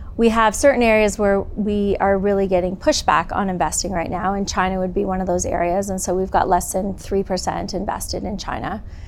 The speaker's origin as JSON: {"language": "English", "region": "southwestern Ontario", "country": "Canada", "tie": "born or raised there", "also_born_or_lived": "Toronto, Canada / Hong Kong", "moved": "as an adult", "lives_now": "California, United States", "said": "I grew up in southwestern Ontario predominantly"}